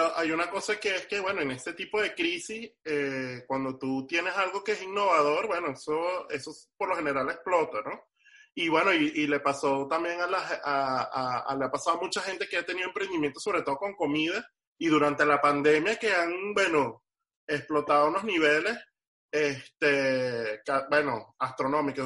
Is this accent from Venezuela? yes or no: yes; Venezuela; now in Miami, United States; en mi país decirle negro a alguien no es ofensivo, es una cosa más bien de cariño